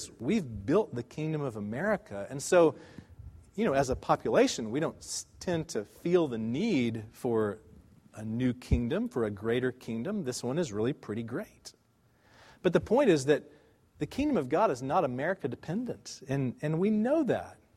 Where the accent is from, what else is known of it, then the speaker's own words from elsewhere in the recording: United States; we as American Christians